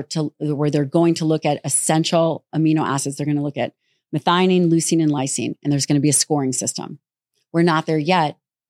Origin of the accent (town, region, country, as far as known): Las Vegas, Nevada, United States